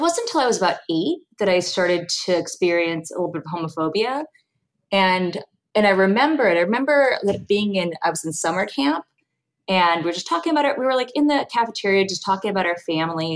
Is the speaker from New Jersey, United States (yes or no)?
no; Los Angeles, California, United States; I grew up in Los Angeles